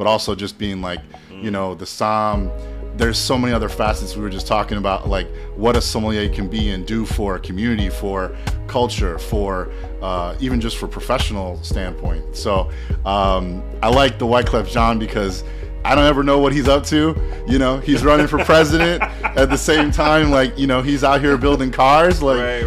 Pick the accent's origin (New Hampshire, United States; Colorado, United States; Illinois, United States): Illinois, United States; Evanston; moved away as an adult; also born or lived in Chicago / Manhattan, New York; my hometown, like my family's restaurant, Oceanique